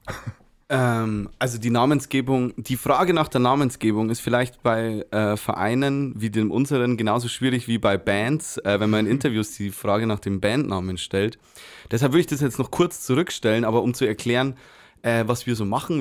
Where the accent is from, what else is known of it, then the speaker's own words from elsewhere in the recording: Micheldorf, Bavaria, Germany; now in Weiden, Germany; Ich bin aus Micheldorf und ähm, grundsätzlich, äh, ursprünglich.